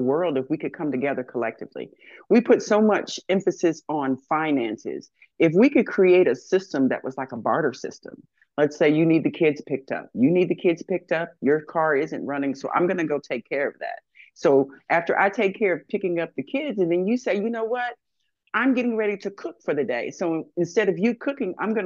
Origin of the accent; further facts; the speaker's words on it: Texas, United States; moved away as an adult; also born or lived in Royersford, Pennsylvania; now in Philadelphia, United States; I'm a Texas person. I came in from Texas.